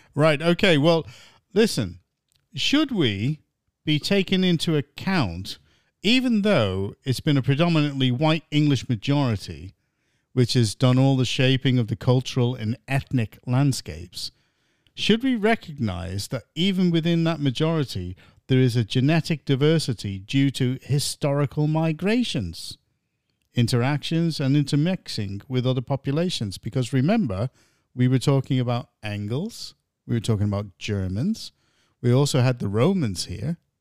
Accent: United States; now in England; grew up in America, I was like one of the only white kids in the classes

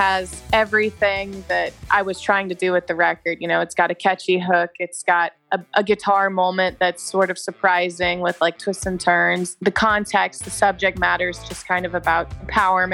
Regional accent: Kansas City, United States; I grew up in Kansas City

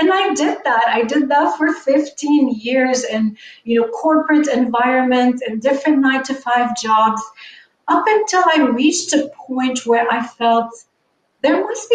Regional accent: Lebanon; moved away as an adult; now in North America; I grew up in the Middle East. I grew up in Lebanon.

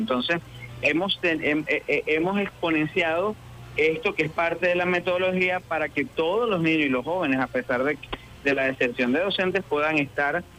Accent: Calabozo, Guárico, Venezuela; moved away as an adult; also born or lived in Caracas; a los 24 años regreso a mi pueblo de Calabozo a dirigir el núcleo en el que me formé

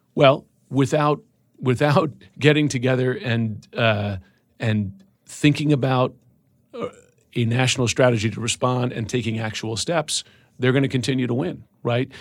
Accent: United States; as an American

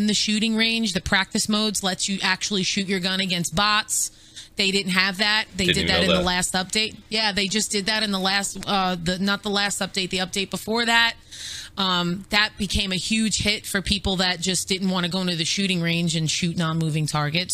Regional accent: New York, United States; I'm from New York. I'm Italian.

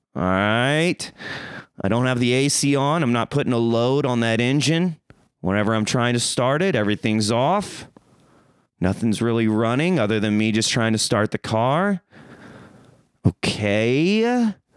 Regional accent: Springfield, Missouri, United States; moved away; I'm coming from Missouri, baby. Springfield Mo

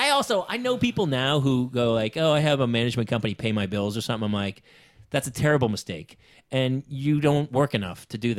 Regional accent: New Hampshire, United States; also born or lived in the Valley, Los Angeles; now in Los Angeles, United States; I came in New Hampshire

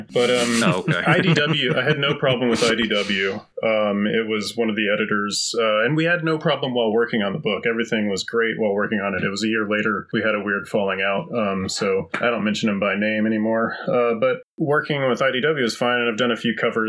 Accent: Texas, United States; moved away as an adult; also born or lived in Tulsa, Oklahoma / San Francisco, California; I grew up in a small town in Texas

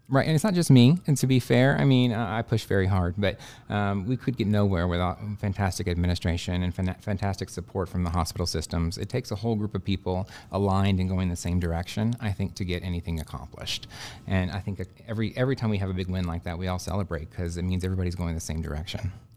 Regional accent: Dallas, Texas, United States; moved away as an adult; also born or lived in Houston, Texas / Austin, Texas / Galveston, Texas; now in Bismarck, United States; I'm originally from Texas. Uh, I was born and raised in Dallas, moved to Houston for high school

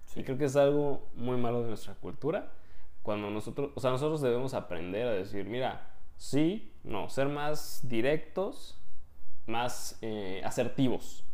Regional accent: Mexico; moved away as an adult; now in Poland; somos mexicanos

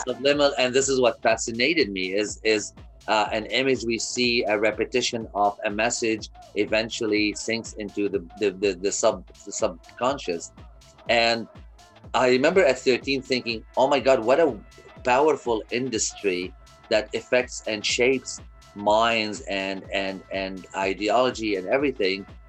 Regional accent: Kuwait; moved away as an adult; also born or lived in Lebanon; now in Canada; I was born in Kuwait

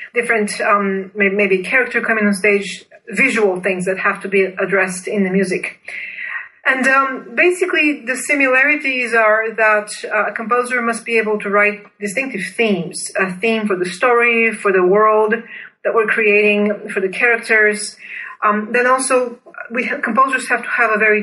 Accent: Bulgaria; moved away as an adult; I was born and raised in Bulgaria, then went to Duke University on a full scholarship as a master's student in composition.

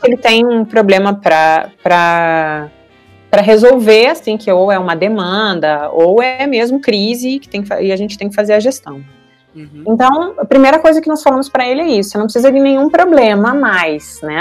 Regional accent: Santo Ângelo, Rio Grande do Sul, Brazil; eu sou natural de Santo Ângelo, no Rio Grande do Sul

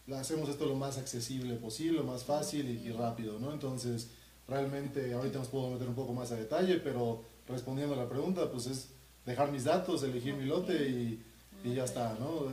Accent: Mérida, Yucatán, Mexico; yo soy de Mérida

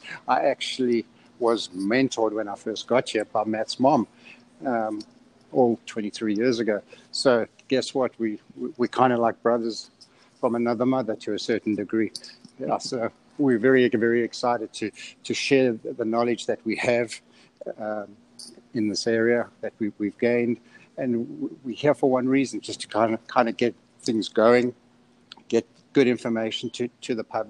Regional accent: South Africa; moved away as an adult; now in United States; As you can hear, I've got a little bit of an accent. I'm originally from South Africa.

